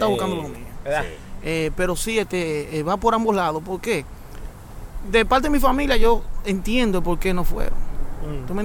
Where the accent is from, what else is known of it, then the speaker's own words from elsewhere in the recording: New York, United States; yo nací en el Jewish Medical Center. Yo soy de los Sures.